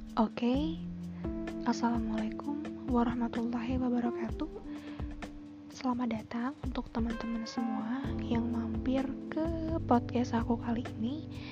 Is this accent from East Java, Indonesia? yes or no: yes; Surabaya, East Java, Indonesia; Aku dari Surabaya